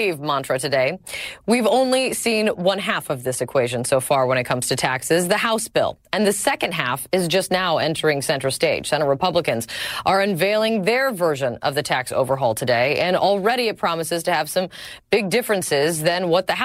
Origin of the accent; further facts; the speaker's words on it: United States; I'm American.